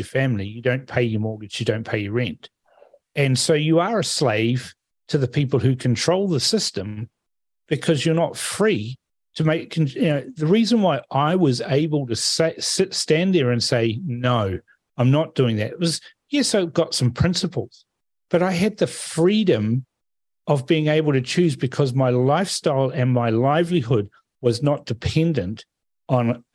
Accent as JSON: {"language": "English", "country": "Fiji", "tie": "born or raised there", "moved": "yes", "lives_now": "New Zealand", "said": "I'm from Fiji. I was born there."}